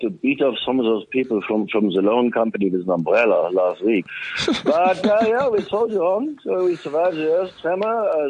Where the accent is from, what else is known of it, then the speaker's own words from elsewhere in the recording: South Africa; born there; accent: Swazi; born in South Africa, but I've lived here a very long time. But it was quite sharp of you. You picked up my Swazi accent, indeed.